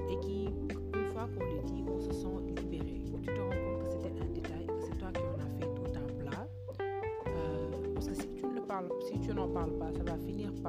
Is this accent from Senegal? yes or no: yes; Senegal; je suis sénégalaise.